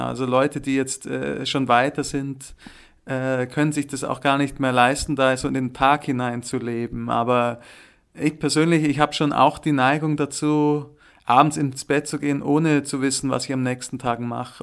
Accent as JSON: {"language": "German", "area": "Allgäu", "region": "Bavaria", "country": "Germany", "also_born_or_lived": "Munich / Würzburg", "moved": "yes", "lives_now": "Zürich, Switzerland", "said": "im Allgäu, wo ich herkomme, also wo meine Wurzeln auch sind"}